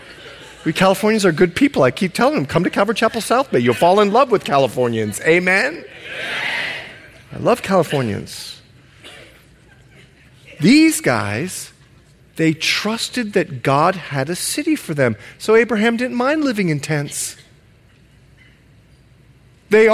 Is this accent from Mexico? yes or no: no; Bahamas; now in United States; I'm from the Bahamas